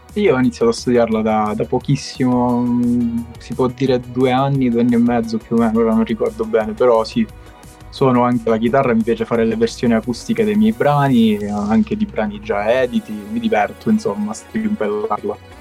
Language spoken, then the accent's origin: Italian; Castrolibero, Calabria, Italy; io sono un cantautore calabrese, come dicevo eh, sono di Castro Libero, piccolo comune in provincia di Cosenza.